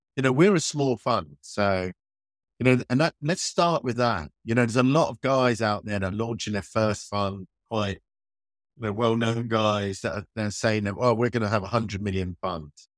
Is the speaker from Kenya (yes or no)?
no; United Kingdom; born or raised there